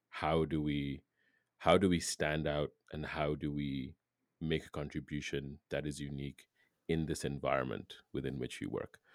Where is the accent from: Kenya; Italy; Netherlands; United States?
Kenya; moved away; I'm from Kenya